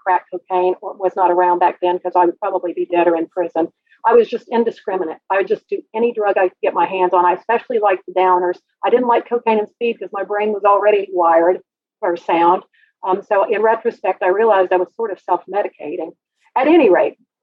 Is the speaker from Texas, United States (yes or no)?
no; Oklahoma City, Oklahoma, United States; I was raised in Oklahoma City